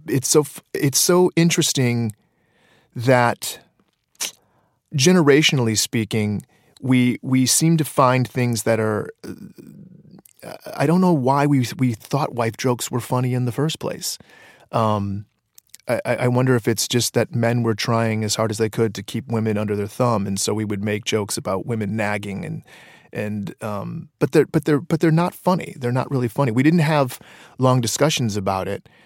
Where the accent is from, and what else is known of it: Detroit, Michigan, United States; born or raised there